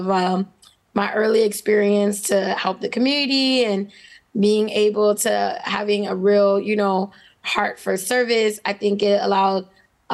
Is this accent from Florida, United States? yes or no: yes; Miami, Florida, United States; born and raised in Miami, Florida. I know as I'm a native